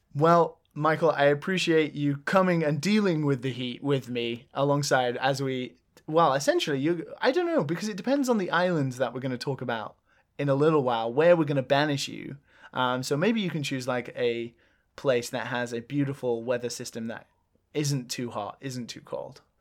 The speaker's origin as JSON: {"language": "English", "region": "England", "country": "United Kingdom", "moved": "yes", "lives_now": "Japan", "said": "Being English"}